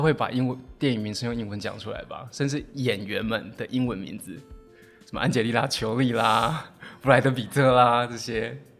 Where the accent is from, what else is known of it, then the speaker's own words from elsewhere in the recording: Taiwan; 我们台湾人就是在考试制度下都会觉得怕说